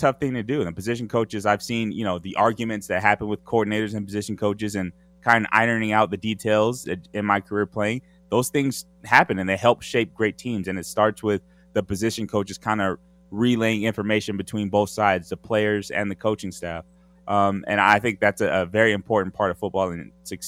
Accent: Southern California, United States; I grew up in Southern California

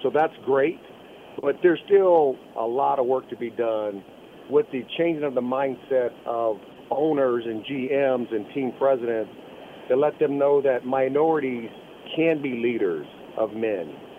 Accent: Fort Wayne, Indiana, United States; Fort Wayne, my hometown

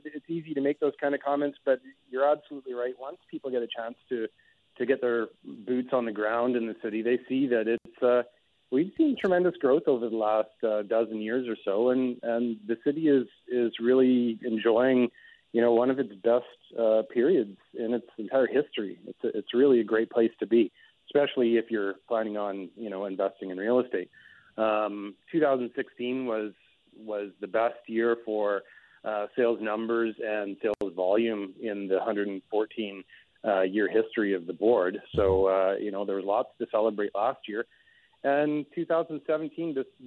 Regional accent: Winnipeg, Manitoba, Canada; as a native Winnipegger

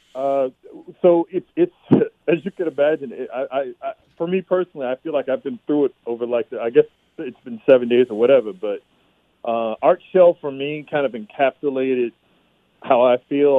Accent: Bay Area, California, United States; now in Inland Empire, United States; I'm originally from the Bay Area

